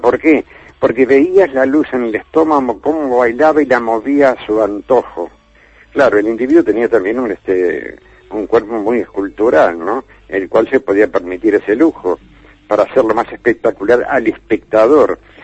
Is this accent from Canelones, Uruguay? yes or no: no; Montevideo, Uruguay; en mi tierra, en Montevideo